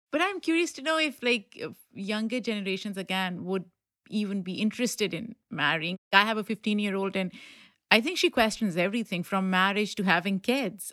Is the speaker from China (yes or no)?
no; Pakistan; moved away; I grew up in Pakistan